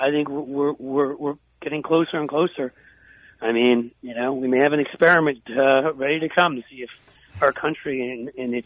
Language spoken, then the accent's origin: English; New York, United States; now in Cincinnati, United States; I grew up in New York